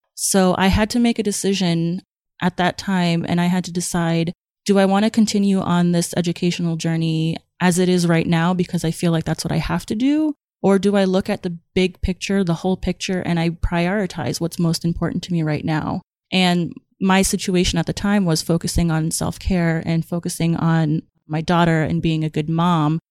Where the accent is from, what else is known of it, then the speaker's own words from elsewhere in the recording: Somerville, Massachusetts, United States; I grew up in Somerville, which is a little town right outside of Boston